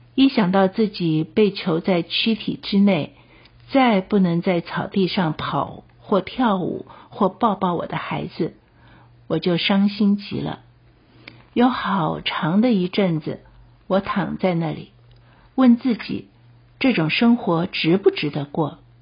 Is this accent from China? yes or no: no; Taiwan; 我们台湾的一些的处境啊